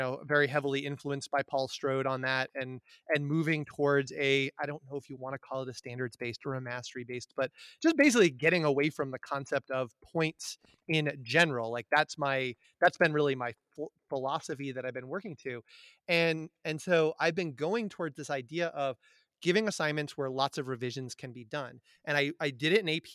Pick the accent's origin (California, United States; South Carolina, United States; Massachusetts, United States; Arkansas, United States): Massachusetts, United States; Amherst; I grew up in Amherst, Massachusetts, which is a college town